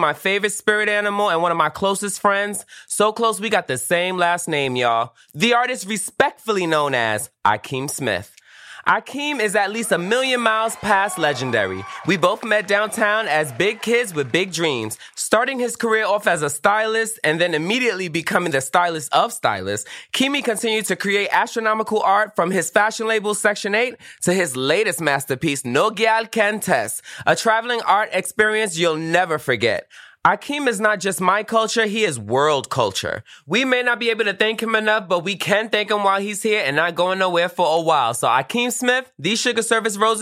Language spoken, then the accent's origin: English; Trinidad & Tobago; I'm also Trinidadian.